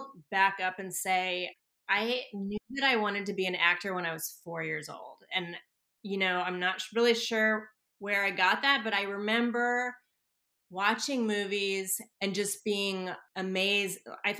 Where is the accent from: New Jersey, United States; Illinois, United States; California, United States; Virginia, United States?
California, United States; Santa Monica; also born or lived in New York City; now in Los Angeles, United States; I grew up in Santa Monica